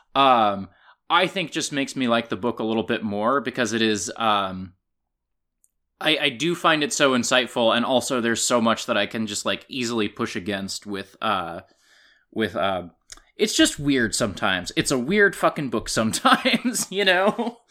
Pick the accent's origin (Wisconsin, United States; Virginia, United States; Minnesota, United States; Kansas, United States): Kansas, United States; moved away; my library and my hometown in Kansas